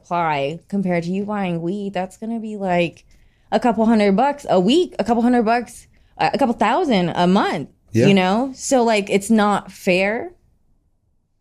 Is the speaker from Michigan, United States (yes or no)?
no; Colorado, United States; moved away as an adult; also born or lived in Nevada / New York; I'm born and raised in Colorado.